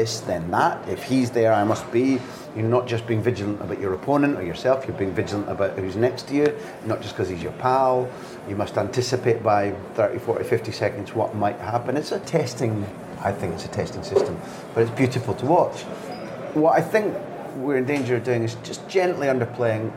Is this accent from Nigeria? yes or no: no; Scotland, United Kingdom; as a Scot